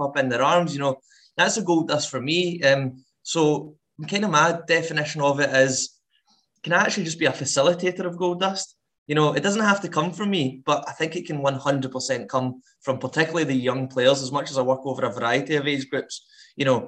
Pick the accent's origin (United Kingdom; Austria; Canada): United Kingdom; Paisley, Scotland; moved away as an adult; also born or lived in United States; now in Edinburgh, United Kingdom; I'm not from Edinburgh, I'm from Paisley originally